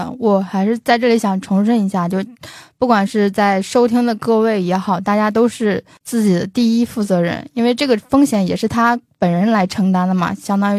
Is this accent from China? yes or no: yes; China; 德国人他们也会有像我们中国人，比如说这种一定要有孩子啊，或者是多子多福的一个思想吗？